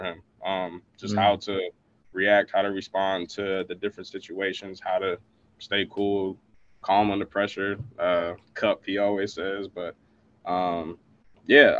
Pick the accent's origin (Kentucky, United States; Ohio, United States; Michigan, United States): Michigan, United States; moved away; I'm from Michigan